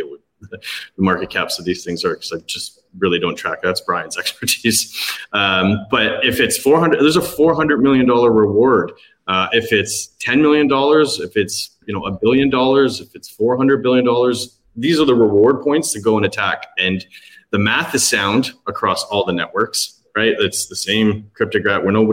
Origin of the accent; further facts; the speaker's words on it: Toronto, Ontario, Canada; now in Cayman Islands; I'm from Toronto